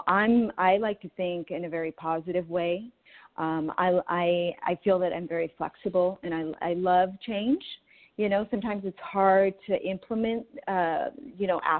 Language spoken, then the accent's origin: English; San Diego, California, United States; now in Orange County, United States; I grew up in San Diego, so I know it really, really well